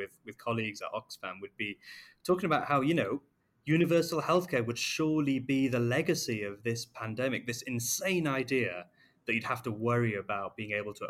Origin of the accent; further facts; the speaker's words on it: the north of England, United Kingdom; now in Kenya; we're still all part of the North, aren't we?